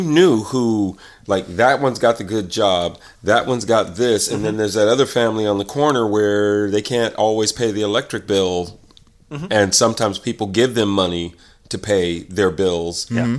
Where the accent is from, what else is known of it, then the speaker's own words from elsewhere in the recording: Indianapolis, Indiana, United States; moved away; we moved around a lot until we left Indianapolis, and my grandmother's house was the primary house.